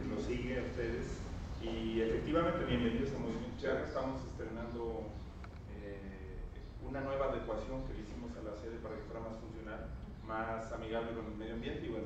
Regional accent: Zacatecas, Mexico; yo viví y crecí toda mi vida en Zacatecas

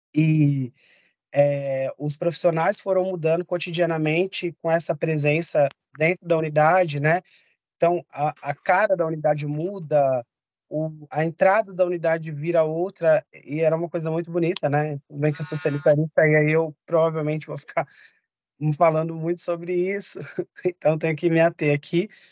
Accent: São Paulo, Brazil; Eu nasci e cresci no bairro de Guaianazes e hoje eu moro no centro de São Paulo.

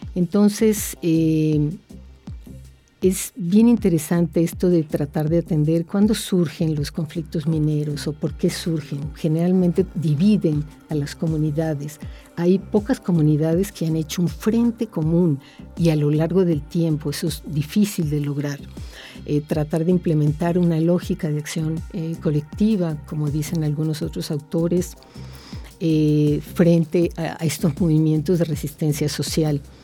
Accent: Mexico; nosotros, como mexicanos

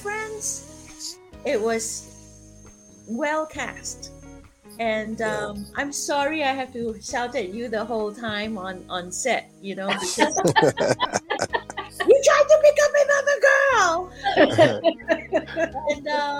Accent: Singapore; moved away as an adult; now in Atlanta, United States; I am originally from Singapore, and I just moved to Atlanta. No, I did not just move to Atlanta. I've been here for 10 years now

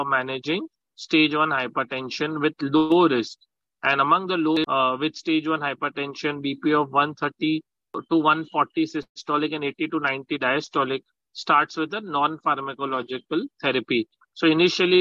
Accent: Mumbai, Maharashtra, India; I'm from Mumbai

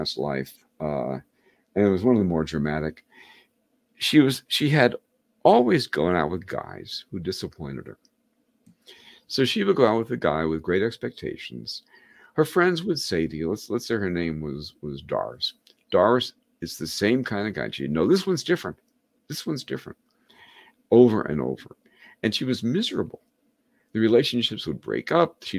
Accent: New York, United States; moved away as an adult; now in Rhode Island, United States; I'm from New York, and I had worked in advertising in New York

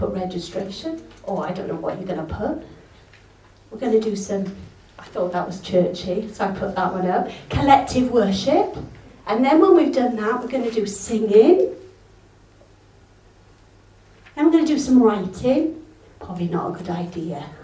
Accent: Yorkshire and the Humber, United Kingdom; now in Wales; I'm English, I'm Yorkshire

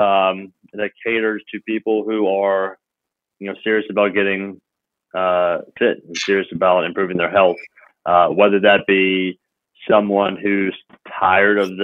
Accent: Memphis, Tennessee, United States; I came back to my hometown of Memphis

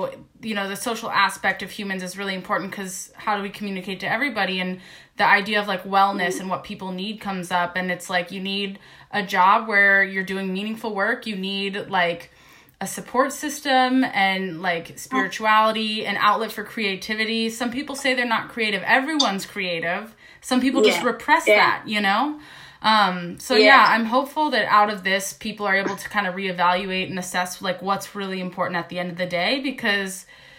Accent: United States; I'm an American from the United States

